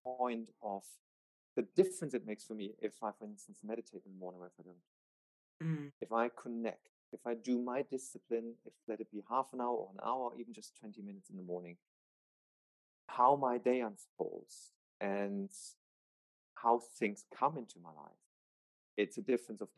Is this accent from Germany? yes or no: yes; Germany; moved away as an adult; also born or lived in Palm Springs; I'm moving back to Germany